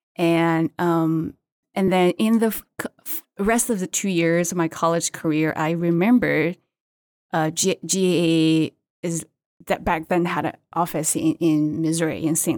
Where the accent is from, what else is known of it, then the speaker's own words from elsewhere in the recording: China; English is a second language; moved away; also born or lived in Qingdao, China; I grew up in China and I went to college in a coastal city called Qingdao in China